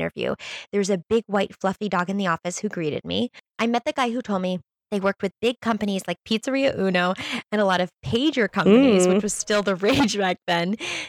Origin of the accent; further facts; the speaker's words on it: Connecticut, United States; moved away as an adult; I was just out of college looking for a job and looking to relocate from my hometown in Connecticut to Boston.